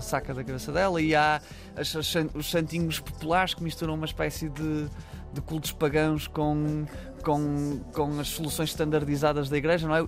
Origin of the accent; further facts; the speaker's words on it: Barcelos, Norte, Portugal; moved away; que é muito a relação que nós temos com Barcelos, na verdade, uhum. uh, que, que era impossível sermos outras pessoas que não, que não as que somos se não, não tivéssemos sido de Barcelos